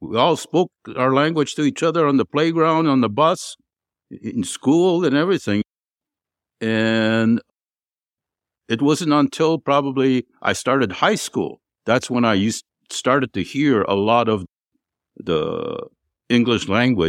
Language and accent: English; Canada; I'm Canadian citizenship. I'm still Canadian